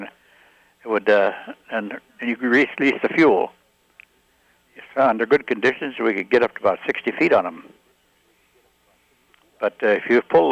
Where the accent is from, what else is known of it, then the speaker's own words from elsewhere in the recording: Grand Forks, North Dakota, United States; moved away as an adult; now in Minnesota, United States; I was born in Grand Forks, North Dakota